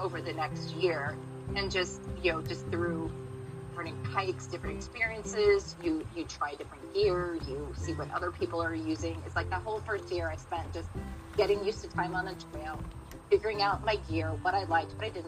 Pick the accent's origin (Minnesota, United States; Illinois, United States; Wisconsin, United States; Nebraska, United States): Illinois, United States; Galesburg; I am from Galesburg, Illinois